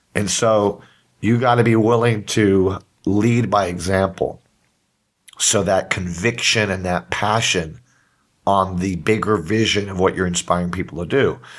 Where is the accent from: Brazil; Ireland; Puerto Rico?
Puerto Rico; I'm from Puerto Rico